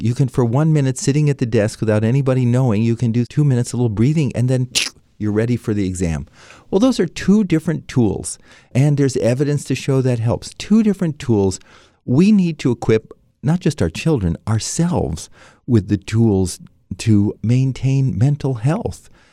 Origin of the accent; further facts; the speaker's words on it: San Francisco, California, United States; also born or lived in Washington, D.C.; My father was a doctor with a V A in San Francisco, so I grew up in San Francisco